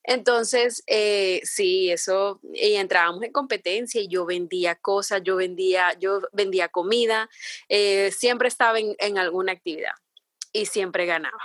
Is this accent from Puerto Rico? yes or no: no; San Pedro Sula, Cortés, Honduras; moved away as an adult; now in Miami, United States; Sí, estoy de Honduras, sí. Soy de San Pedro Sula.